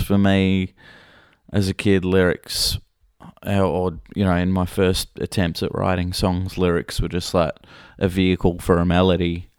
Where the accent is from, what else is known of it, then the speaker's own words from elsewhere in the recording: Australia; a kid growing up in Australia